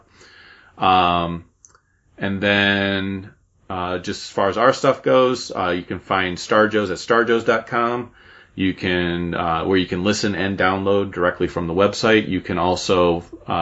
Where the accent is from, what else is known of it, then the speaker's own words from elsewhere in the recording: Cleveland, Ohio, United States; I'm from Cleveland.